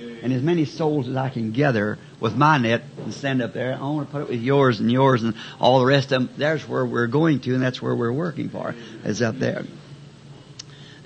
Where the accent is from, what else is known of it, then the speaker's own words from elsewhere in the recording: the South, United States; I'm a Southerner